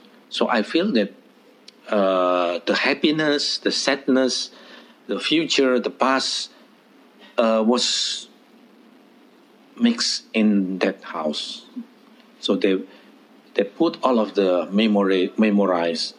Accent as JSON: {"language": "English", "country": "Indonesia", "tie": "born or raised there"}